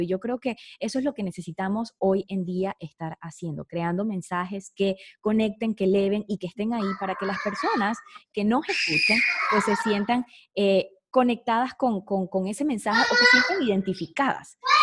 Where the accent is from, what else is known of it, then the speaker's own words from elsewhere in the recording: Venezuela; moved away; se me salía como venezolana